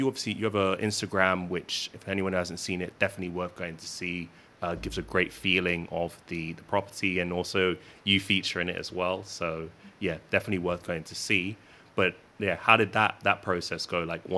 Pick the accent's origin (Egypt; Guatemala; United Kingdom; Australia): United Kingdom; London; I'm originally from London. I'm a city guy